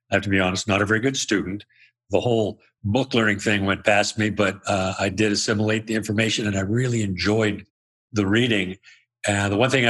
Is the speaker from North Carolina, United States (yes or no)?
no; Spokane, Washington, United States; I grew up in Spokane, Washington